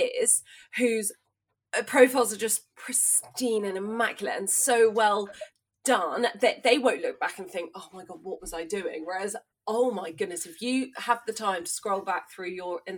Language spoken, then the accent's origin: English; East Sussex, South East England, United Kingdom; I grew up in East Sussex.